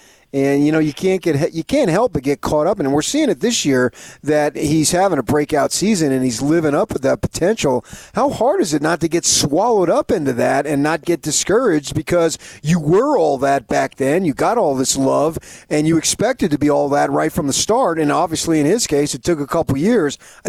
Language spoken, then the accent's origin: English; Arizona, United States; moved away; I grew up in Arizona.